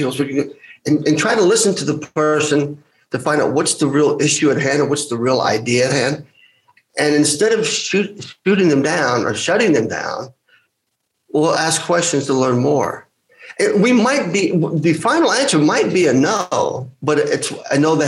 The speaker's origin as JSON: {"language": "English", "country": "United States", "said": "I'm Greek American"}